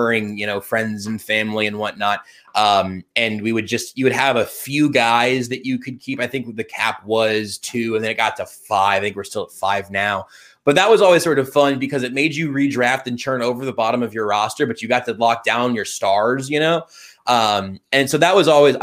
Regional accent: Ohio, United States; Born and raised in Ohio

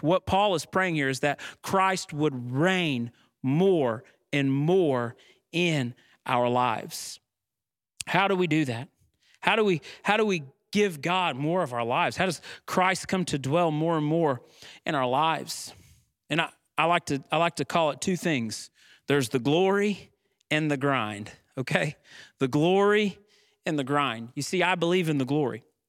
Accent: United States

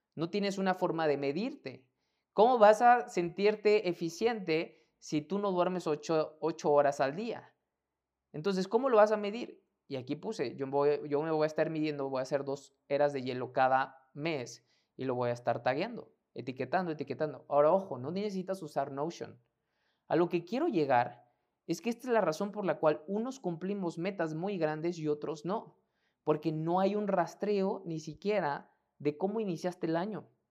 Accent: Mexico; mexicano, emprendedor y empresario

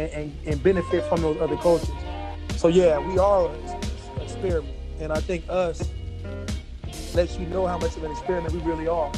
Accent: United States

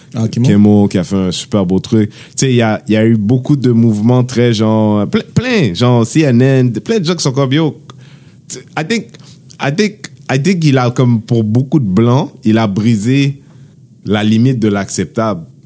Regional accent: Haiti; on est Haïtien

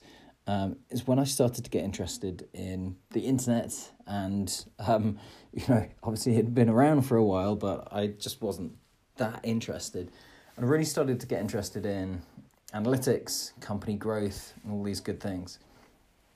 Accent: Midlands, United Kingdom; I'm from the Midlands, and I was back home.

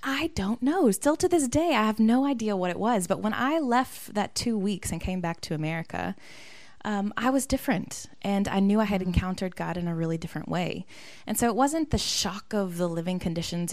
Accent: Atlanta, Georgia, United States; moved away as an adult; also born or lived in Birmingham, Alabama; now in Cape Town, South Africa; I am originally from Atlanta, Georgia and um, grew up in a very diverse part of the city.

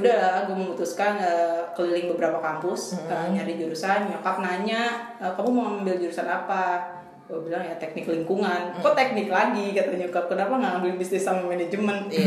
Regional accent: Bekasi, West Java, Indonesia; also born or lived in Jakarta; gue dari Bekasi nih SD-nya

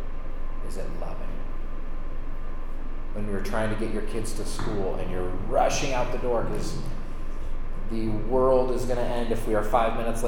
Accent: Sonoma County, California, United States; I grew up in Sonoma County, which is the neighbor of Napa Valley.

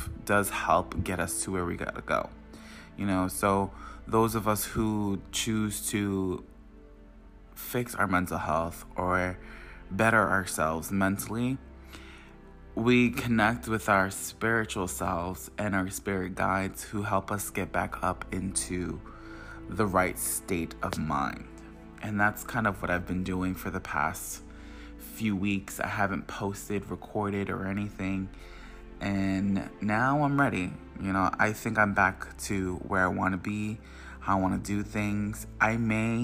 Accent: Long Island, New York, United States; I'm from Long Island, New York

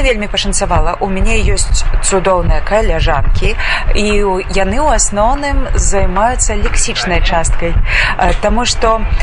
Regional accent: Belarus; now in Białystok, Poland; мы беларусы

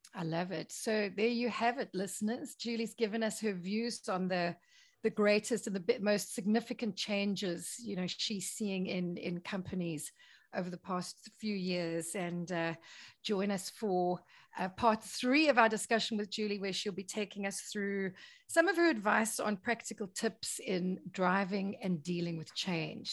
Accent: South Africa; I'm South African

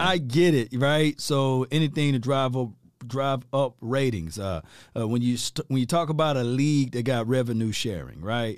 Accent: Mississippi, United States; I'm from Mississippi from the sip

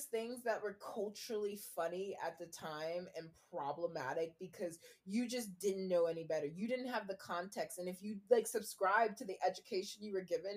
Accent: New York, United States; I was born in New York.

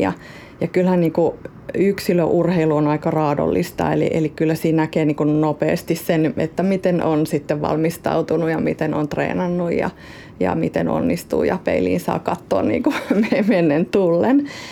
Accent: South Ostrobothnia, Finland; accent: Ostrobothnian dialect; moved away as an adult; now in Helsinki, Finland; lapsuuden kodilla ja sillä ympäristöllä, missä on kasvanut. Ja mä oon syntynyt Etelä-Pohjanmaalla

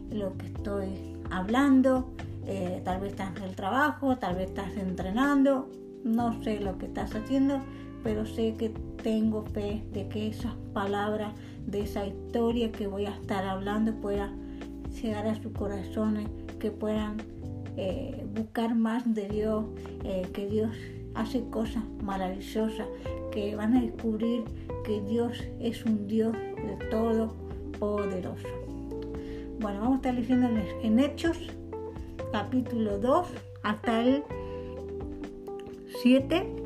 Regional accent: Dolores, Buenos Aires Province, Argentina; de Dolores, provincia de Buenos Aires.

